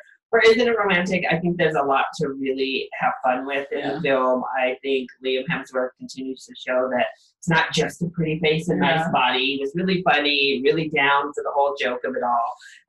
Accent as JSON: {"language": "English", "region": "Colorado", "country": "United States", "said": "I'm from Colorado"}